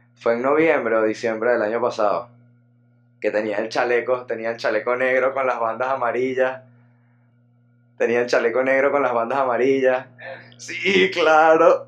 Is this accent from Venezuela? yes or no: yes; Venezuela; also born or lived in Caracas; somos contemporáneos, fue una vaina que en los colegios de Venezuela